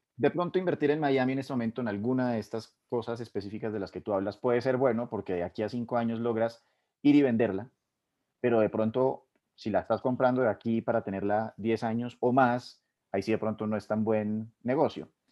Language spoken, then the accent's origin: Spanish; Colombia; uno como colombiano